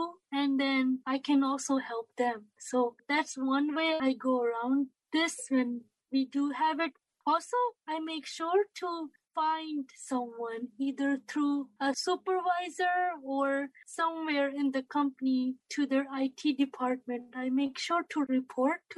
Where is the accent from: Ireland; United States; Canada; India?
India; I am from India